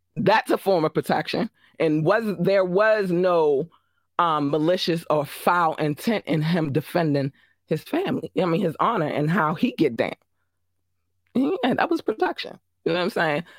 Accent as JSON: {"language": "English", "town": "Baltimore", "region": "Maryland", "country": "United States", "said": "I'm from Baltimore."}